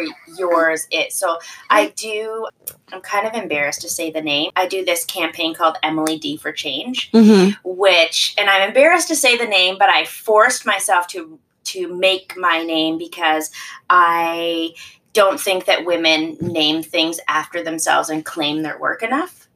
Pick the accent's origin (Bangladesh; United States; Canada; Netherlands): Canada; the Maritimes; moved away as an adult; also born or lived in United Kingdom; now in Toronto, Canada; I was born and raised in the Maritimes, and uh, I moved to Toronto after university.